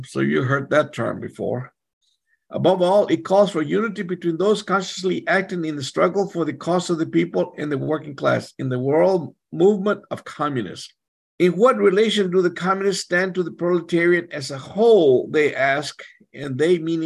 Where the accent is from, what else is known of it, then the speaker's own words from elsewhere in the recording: Texas, United States; I'm from Texas